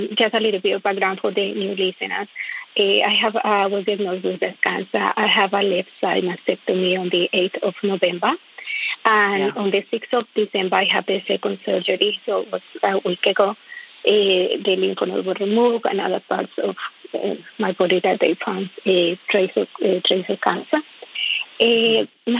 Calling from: Melbourne, Victoria, Australia; I'm calling from Melbourne, Australia

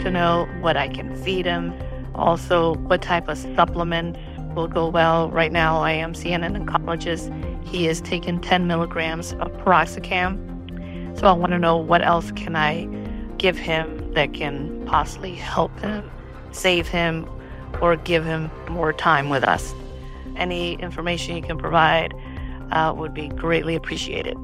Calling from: Florida, United States; I'm calling from Florida

